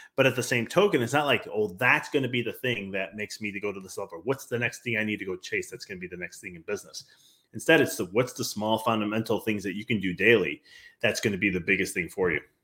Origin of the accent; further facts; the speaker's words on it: Chicago, Illinois, United States; I come from Chicago